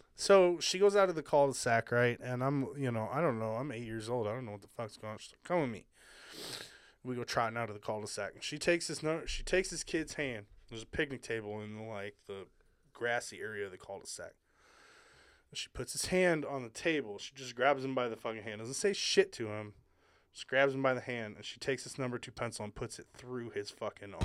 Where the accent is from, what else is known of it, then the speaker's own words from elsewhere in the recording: Hawaii, United States; moved away; I grew up in Hawaii, so, like, you know, my family was, like, the one white family